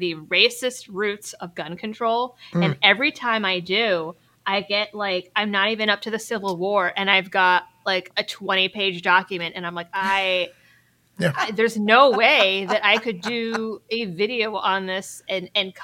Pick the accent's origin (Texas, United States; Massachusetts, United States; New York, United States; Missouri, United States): Massachusetts, United States; moved away; I'm originally from Massachusetts.